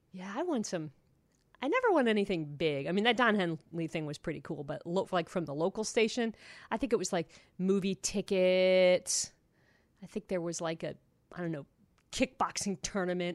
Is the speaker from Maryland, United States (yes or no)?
no; Toledo, Ohio, United States; moved away; also born or lived in Seattle; I grew up in Toledo, Ohio